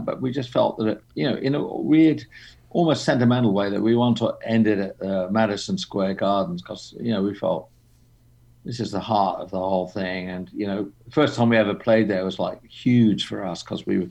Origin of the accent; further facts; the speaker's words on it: England, United Kingdom; moved away as an adult; also born or lived in London; now in Los Angeles, United States; I'm English, but, you know, I came to L.A. in my very early 20s